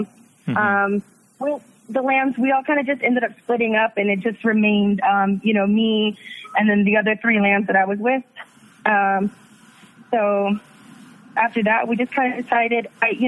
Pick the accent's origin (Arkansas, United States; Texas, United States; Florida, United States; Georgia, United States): Texas, United States; Dallas; now in San Antonio, United States; I actually live in San Antonio, but I'm originally from Dallas.